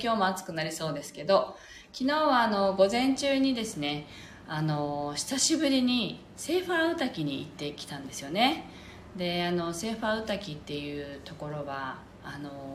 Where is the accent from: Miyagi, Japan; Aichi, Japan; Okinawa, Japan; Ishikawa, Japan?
Okinawa, Japan; ここ沖縄で生まれ育つと子どもの頃からこうウガンジュっていうあの祈りの場所には立ち入っちゃい簡単に立ち入っちゃいけないっていうふうに教えられて育てる育てられる場合が多いんですよね